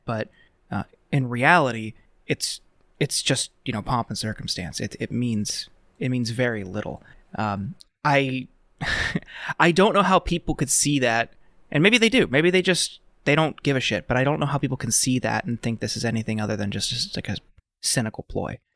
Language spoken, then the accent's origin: English; Youngstown, Ohio, United States; growing up in the Rust Belt, like I lived in Ohio uh, growing up in outside of Youngstown.